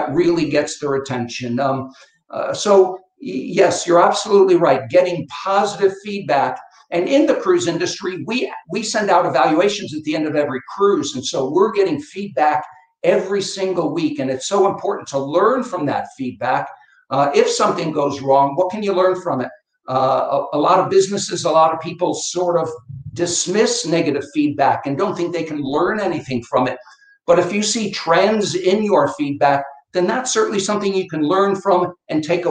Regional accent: Connecticut, United States; also born or lived in Boston; I come from Connecticut, up in New England.

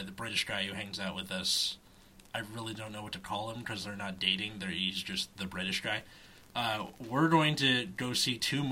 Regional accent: California, United States; as a Californian

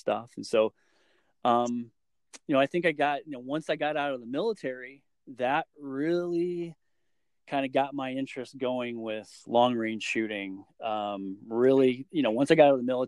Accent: Michigan, United States; growing up in Michigan

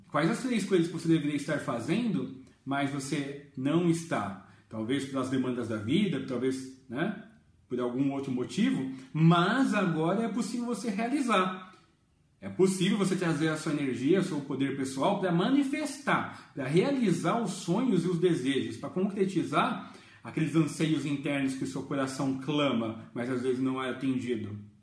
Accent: Jundiaí, São Paulo, Brazil; eu sou de Jundiaí

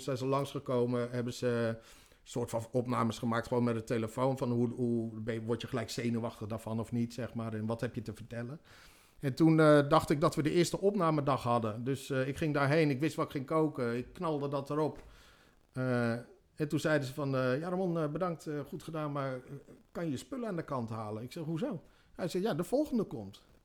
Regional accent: Harderwijk, Gelderland, Netherlands; geboren in Harderwijk, 29 juni 1976

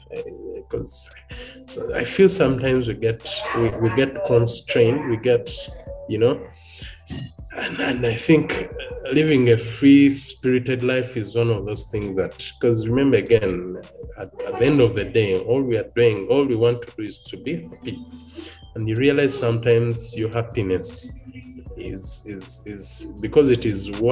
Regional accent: Buganda, Central Region, Uganda; I'm from Central Uganda in Buganda

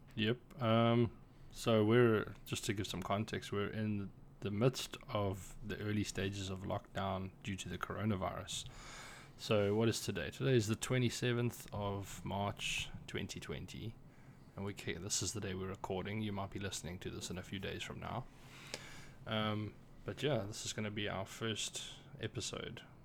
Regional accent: South Africa; moved away as an adult; now in Ireland; I am a South African, but I live and work in Ireland.

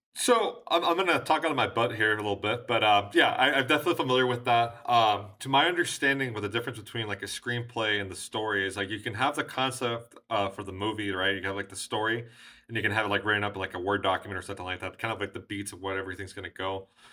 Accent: United States

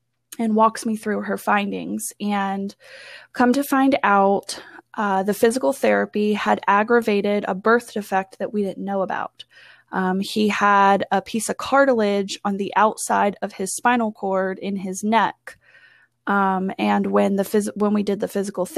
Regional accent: Front Royal, Virginia, United States; I am from Front Royal, Virginia.

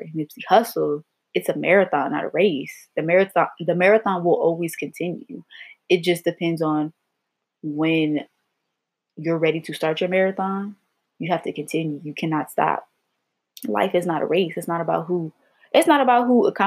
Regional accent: Los Angeles, California, United States; moved away as an adult; also born or lived in Virginia; I'm from Los Angeles, California

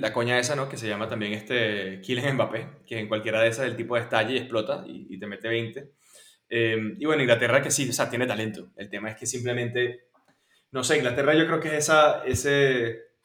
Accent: Venezuela; como venezolano

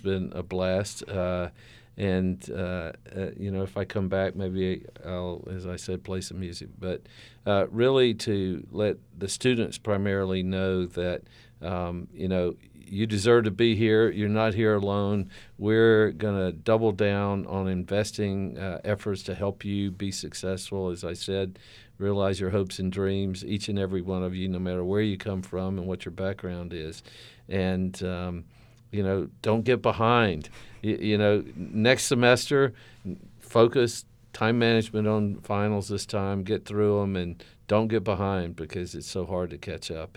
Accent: the South, United States; moved away; growing up in the South

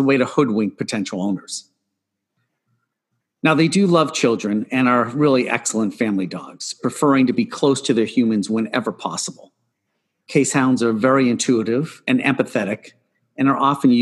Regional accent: Boston, Massachusetts, United States; growing up in the Boston area

